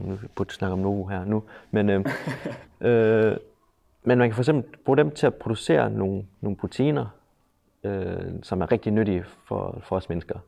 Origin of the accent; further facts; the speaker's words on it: Aarhus, Central Denmark Region, Denmark; Jeg er vokset op her i Aarhus